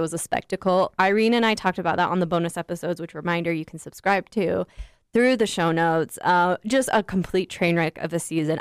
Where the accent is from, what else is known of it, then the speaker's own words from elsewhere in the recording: United States; I'm so American in my core.